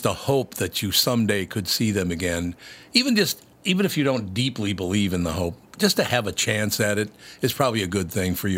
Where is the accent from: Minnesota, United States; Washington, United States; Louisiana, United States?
Minnesota, United States; Minneapolis; Let me tell you, I grew up in North Minneapolis